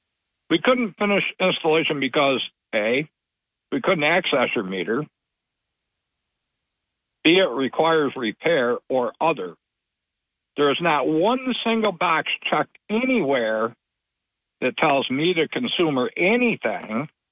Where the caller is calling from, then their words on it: Barton, New York, United States; This is … from Barton.